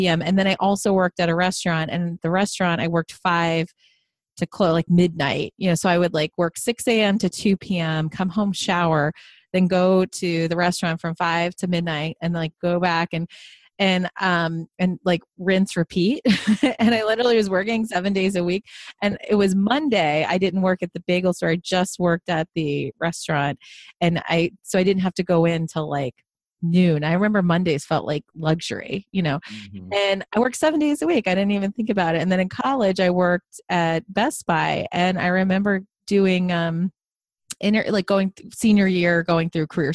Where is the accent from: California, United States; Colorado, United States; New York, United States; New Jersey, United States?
New York, United States; Long Island; I grew up in a HUD house. So we were in low income housing on Long Island